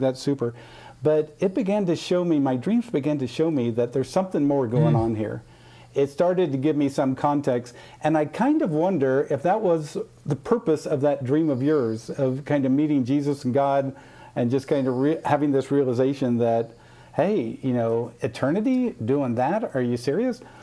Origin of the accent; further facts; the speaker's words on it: Midwest, United States; I grew up in the Midwest